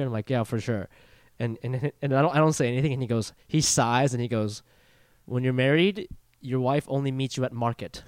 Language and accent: English; Ohio, United States; moved away; where I grew up in Ohio